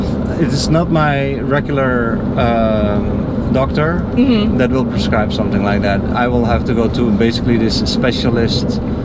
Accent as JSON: {"language": "English", "country": "Netherlands", "moved": "yes", "said": "So I'm from the Netherlands."}